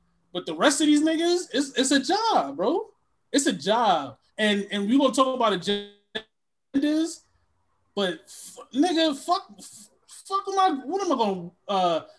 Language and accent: English; Connecticut, United States; I grew up in Connecticut. I have no idea.